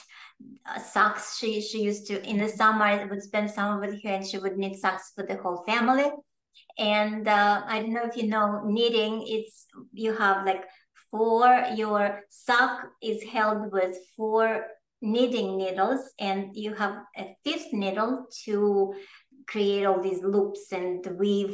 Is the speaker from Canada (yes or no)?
no; Russia; English is a second language; moved away as an adult; now in New York, United States; I was born in the Soviet Union, in a communist country, in the former Soviet Union.